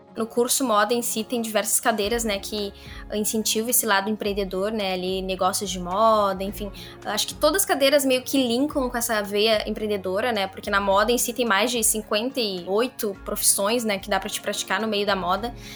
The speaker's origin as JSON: {"language": "Portuguese", "town": "Cachoeirinha", "region": "Rio Grande do Sul", "country": "Brazil", "said": "eu sou de Cachoeirinha"}